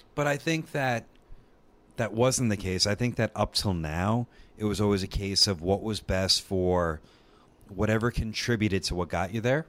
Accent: New York, United States; moved away; I grew up in New York and a very democratic state

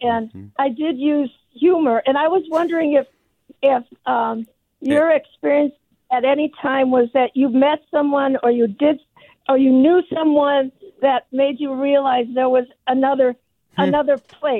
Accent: Cicero, Illinois, United States; now in Bridgeport, United States; But I just wanted to mention that I grew up in Cicero as well on Central Avenue and 22nd Place.

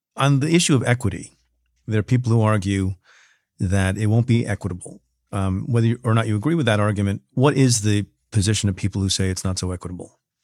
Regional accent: New Jersey, United States; now in New York, United States; I am a New Yorker through and through, but I grew up in the great state of New Jersey

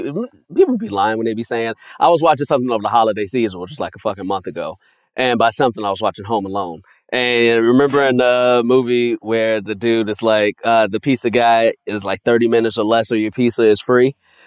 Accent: Chicago, Illinois, United States; now in Los Angeles, United States; I'm a kid from Chicago, so I didn't start eating Domino's until I moved out to L.A.

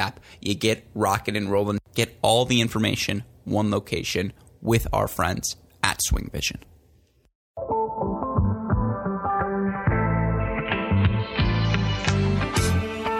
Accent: Michigan, United States; I grew up in Michigan, which is a state that's similar climate

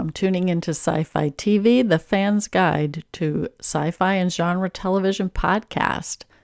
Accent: New York, United States; today from Rochester, New York, in the Western Finger Lakes area of New York State.

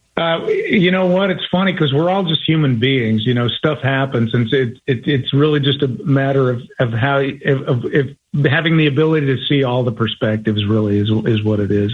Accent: Colorado, United States; I was from Colorado

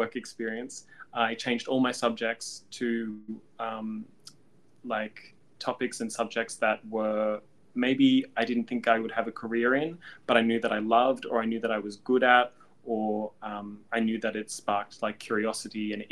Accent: Canberra, Australian Capital Territory, Australia; moved away as an adult; also born or lived in Melbourne; build a career here in Australia from growing up in Canberra

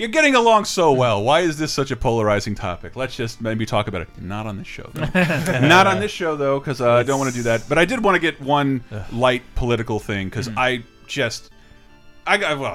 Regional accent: the South, United States; I grew up in the South

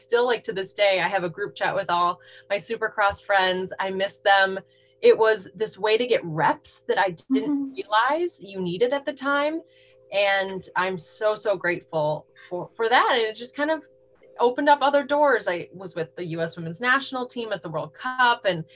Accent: Minnesota, United States; moved away as an adult; now in California, United States; I grew up in Minnesota.

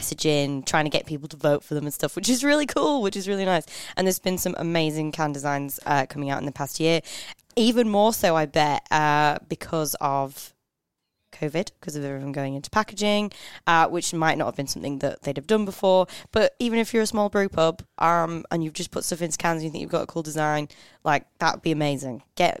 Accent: Canada; I'm from Canada.

